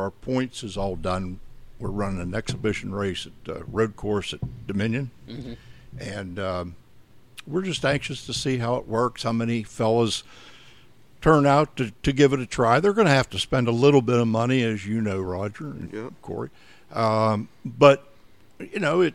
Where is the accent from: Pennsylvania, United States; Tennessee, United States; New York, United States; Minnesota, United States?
Pennsylvania, United States; Western; moved away as an adult; now in North Carolina, United States; Originally, I'm from Western Pennsylvania